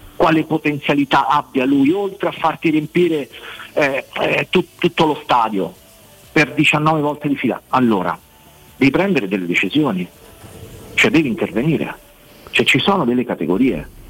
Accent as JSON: {"language": "Italian", "town": "Rome", "region": "Lazio", "country": "Italy", "tie": "born or raised there", "said": "sono nato e, e, e, e, questa è la mia città"}